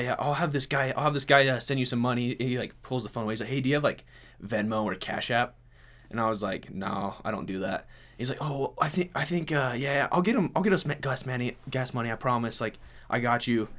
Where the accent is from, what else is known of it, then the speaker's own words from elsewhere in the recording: Blackfoot, Idaho, United States; I'm from Blackfoot, Idaho